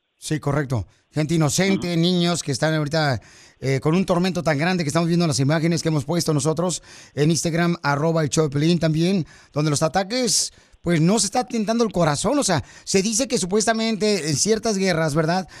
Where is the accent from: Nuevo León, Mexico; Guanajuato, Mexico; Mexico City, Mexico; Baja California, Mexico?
Nuevo León, Mexico; Monterrey; Así somos los de Monterrey